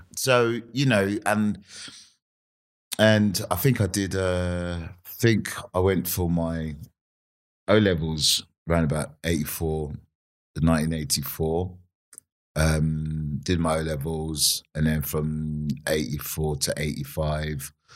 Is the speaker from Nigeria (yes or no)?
yes; Nigeria; also born or lived in Vauxhall, London / Streatham, London; now in United Kingdom; I grew up in Nigeria, um, and I grew up in a place called uh, well, it was called Bendel State at the time